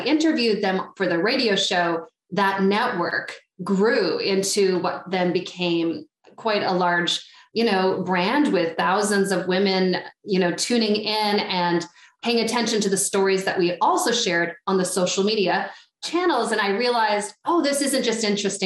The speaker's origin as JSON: {"language": "English", "town": "Ottawa", "region": "Ontario", "country": "Canada", "said": "I am from Ottawa originally"}